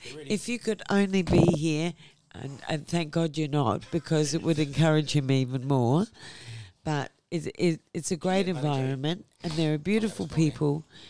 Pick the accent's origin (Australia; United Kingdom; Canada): Australia; Adelaide, South Australia; And Adelaide is my hometown.